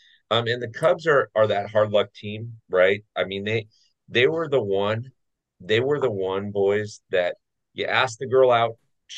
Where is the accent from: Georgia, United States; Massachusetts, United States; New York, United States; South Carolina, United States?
Massachusetts, United States; Boston; I mean, I'm from Boston, right?